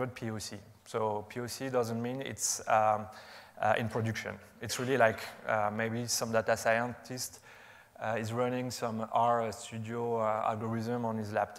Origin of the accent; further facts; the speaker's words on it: France; accent: French; English is a second language; You can recognize my French accent